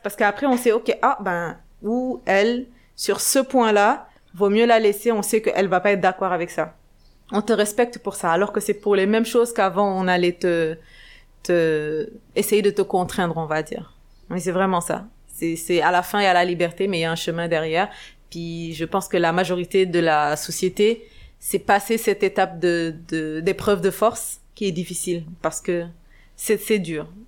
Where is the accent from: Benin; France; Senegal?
Senegal; Dakar; moved away as an adult; also born or lived in Canada; je suis sénégalaise, née et grandie au Sénégal, à Dakar